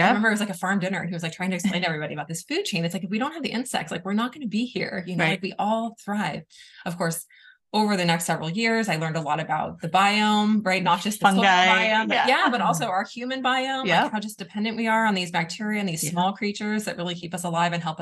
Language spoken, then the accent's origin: English; East Bay, California, United States; moved away as an adult; also born or lived in Walnut Creek, California / Chicago; now in Colorado, United States; I grew up in the East Bay